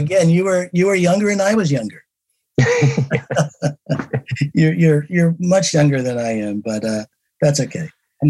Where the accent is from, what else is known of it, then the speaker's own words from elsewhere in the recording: Newark, New Jersey, United States; I knew we were both from Newark.